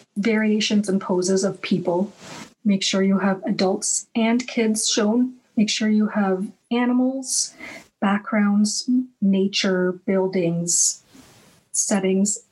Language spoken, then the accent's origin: English; Canada; also born or lived in United States / Iran (ancestry); my background is Iranian, but I and I was born in America, but I've spent the majority of my life in Canada